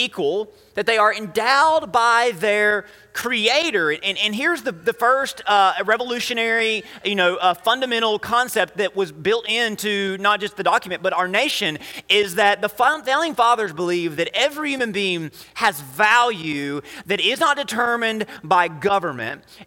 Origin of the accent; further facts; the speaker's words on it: United States; as an American, as someone who's very blessed in America